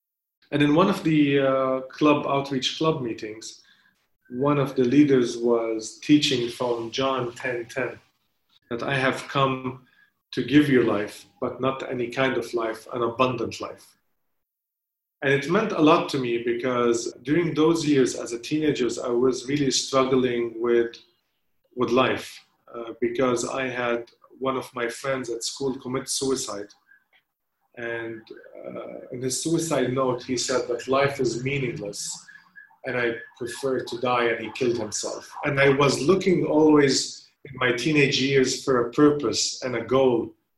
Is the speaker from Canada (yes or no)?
no; Saudi Arabia; now in Lebanon; I was born and raised in Saudi Arabia, although I come from a nominal Christian family, but my family was living there, and I was brought up there